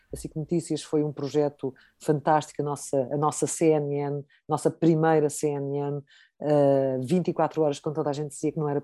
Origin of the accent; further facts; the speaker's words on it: Portugal; enquanto portuguesa